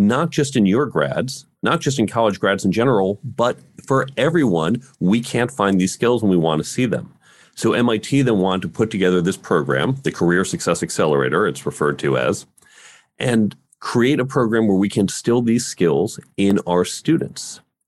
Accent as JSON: {"language": "English", "region": "New York", "country": "United States", "tie": "born or raised there", "also_born_or_lived": "Chicago, United States", "said": "I grew up in the suburbs of New York City and Chicago."}